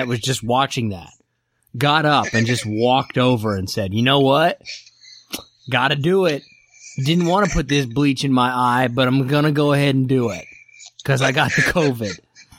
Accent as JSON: {"language": "English", "region": "Kansas", "country": "United States", "tie": "born or raised there", "moved": "yes", "lives_now": "Seattle, United States", "said": "I grew up in Kansas, but I live in Seattle now"}